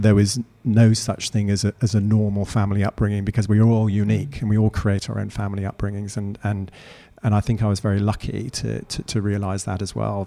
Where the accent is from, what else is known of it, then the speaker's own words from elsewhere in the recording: Eastbourne, South East England, United Kingdom; moved away as an adult; also born or lived in Canada / London; now in Australia; I was born in Canada. I was then brought up in the south coast of the UK, a lovely spot called Eastbourne near Brighton